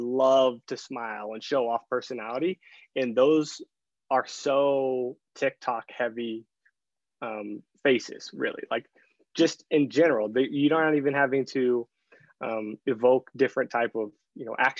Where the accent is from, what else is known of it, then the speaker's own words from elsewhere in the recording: Kansas, United States; I'm from Kansas